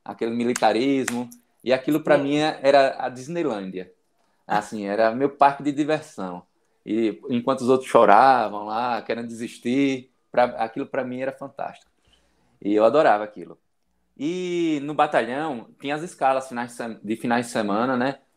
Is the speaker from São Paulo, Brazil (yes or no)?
no; interior of Bahia, Brazil; also born or lived in Aracaju; Eu moro, eu sou do interior da Bahia, que fica 110 quilômetros da capital sergipana, Aracaju